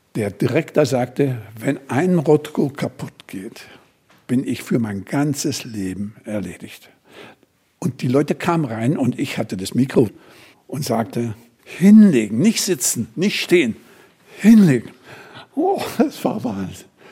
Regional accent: Germany; wir kommen hier als Deutsche

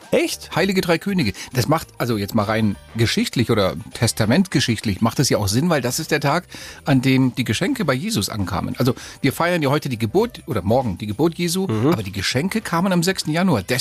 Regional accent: Spain; born there; In meiner Heimat, wo ich ja geboren bin, äh, in Spanien, da gibt es

